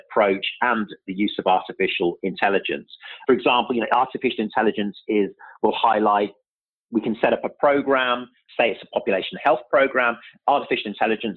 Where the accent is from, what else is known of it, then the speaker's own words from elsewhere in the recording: Birmingham, West Midlands, United Kingdom; also born or lived in London; now in New York, United States; I'm actually originally from Birmingham, so I don't want to forget my roots. So that's where I'm originally from in the UK